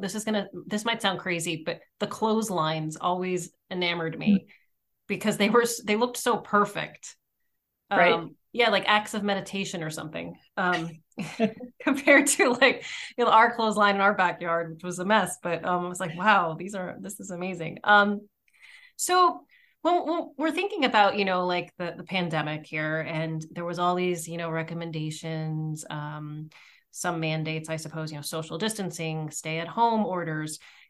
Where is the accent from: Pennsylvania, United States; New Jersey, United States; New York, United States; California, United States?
Pennsylvania, United States; I grew up in Pennsylvania